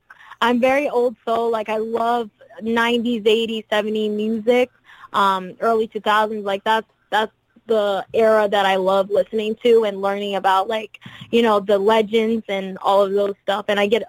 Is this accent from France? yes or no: yes; France; English is a second language; also born or lived in Brazil; Well, I'm Brazilian, so I was born in Brazil, but I was raised in France, and I've lived in different places all my life, so I know different cultures.